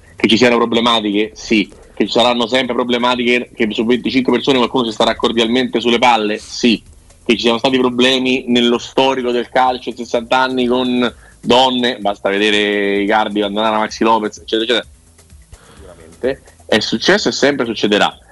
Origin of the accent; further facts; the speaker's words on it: Rome, Lazio, Italy; io vengo da Roma